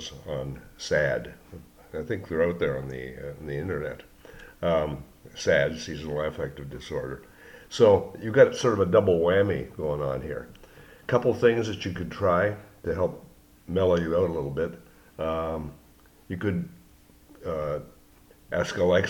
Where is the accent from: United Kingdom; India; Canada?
Canada; moved away; I came from Canada also